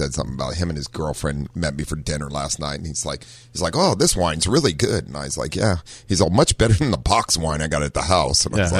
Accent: Ohio, United States; moved away; But I'm removed from Ohio for quite

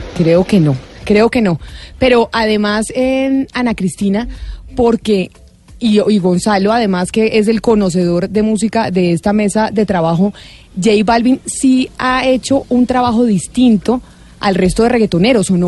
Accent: Colombia; nosotros como colombianos

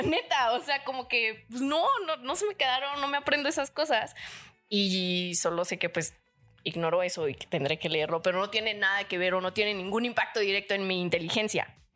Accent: Chilpancingo, Guerrero, Mexico; born or raised there; moved away

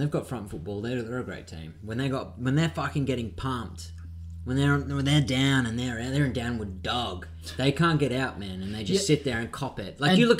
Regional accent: Queensland, Australia; Oh, don't blame me. I'm from Queensland. I just come from Europe.

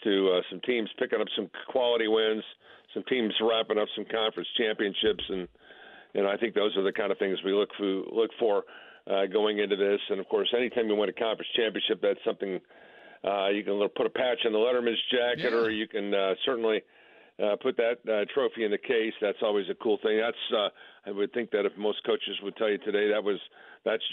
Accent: Hobart, Indiana, United States; back home where I grew up in Hobart, Indiana

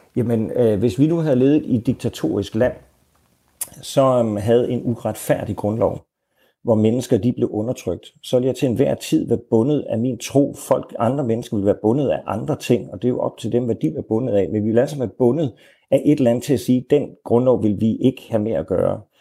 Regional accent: Denmark; jeg er en dansker

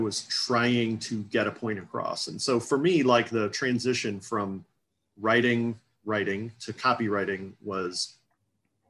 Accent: St. Louis, Missouri, United States; moved away as an adult; also born or lived in Seattle; I grew up in St. Louis, Missouri, USA, kind of right in the middle of the USA

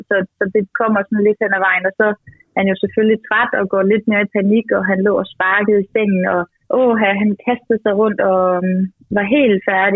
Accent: Denmark; Jeg er fra Jylland

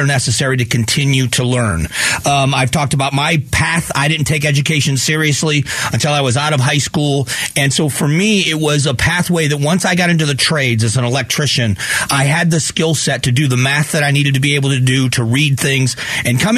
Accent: Fort Myers, Florida, United States; also born or lived in Northeast Ohio / Arizona; So I grew up in Southwest Florida in the town of Fort Myers where the hurricane hit

